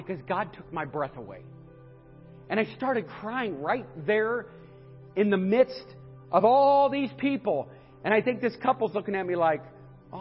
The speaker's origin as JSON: {"language": "English", "region": "northeastern Ohio", "country": "United States", "said": "I'm from up in northeastern Ohio."}